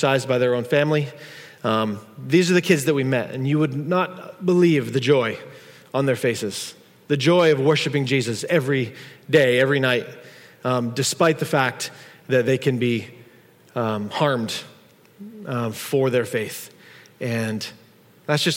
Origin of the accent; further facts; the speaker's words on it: United States; we're from America